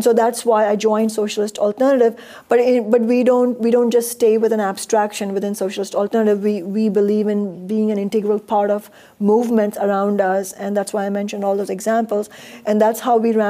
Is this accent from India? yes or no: yes; India; now in United States; I was born and raised in India